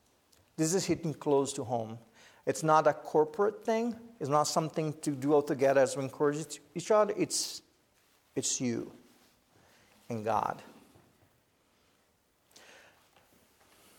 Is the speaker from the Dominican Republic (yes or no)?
no; Brazil; English is a second language; moved away as an adult; also born or lived in United States; Sherry and I knew we had to go back to Brazil